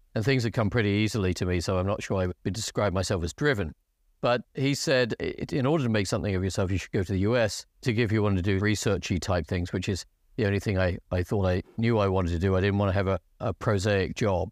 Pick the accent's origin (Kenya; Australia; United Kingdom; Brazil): United Kingdom; England; moved away as an adult; also born or lived in United States; I fell in the English quota